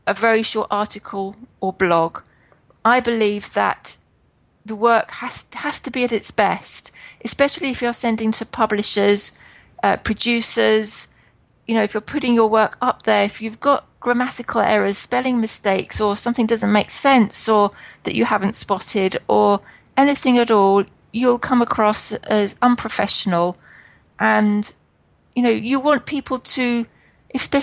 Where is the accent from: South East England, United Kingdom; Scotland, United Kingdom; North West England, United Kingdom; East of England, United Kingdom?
East of England, United Kingdom; Hertfordshire; I come from Hertfordshire in England, which is just outside London.